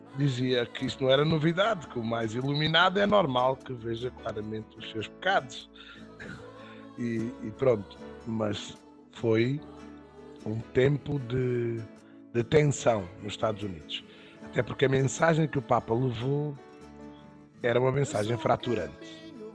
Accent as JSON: {"language": "Portuguese", "town": "Évora", "region": "Alentejo", "country": "Portugal", "said": "sou de Évora uh, e vivo em Évora"}